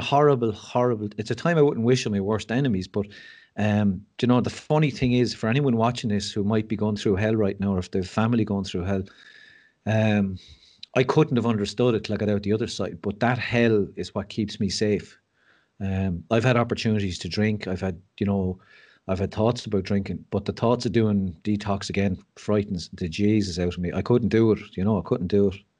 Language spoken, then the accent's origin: English; Mullingar, Leinster, Ireland; also born or lived in West Wicklow; we grew up in Mullingar and my parents moved to West Wicklow